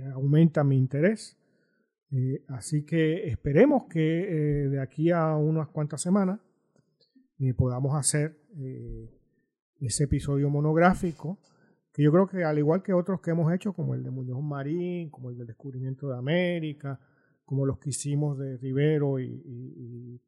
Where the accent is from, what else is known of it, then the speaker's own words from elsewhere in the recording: Puerto Rico; somos puertorriqueños